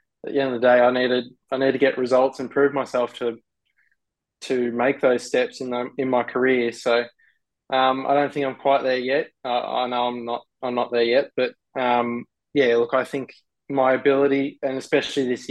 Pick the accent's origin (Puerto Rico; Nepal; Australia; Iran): Australia; being an Australian race car driver